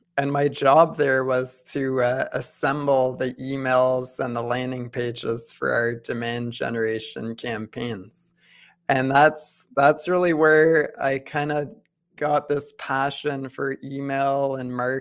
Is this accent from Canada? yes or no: yes; Ottawa, Ontario, Canada; I was born and raised in Ottawa. I went to high school here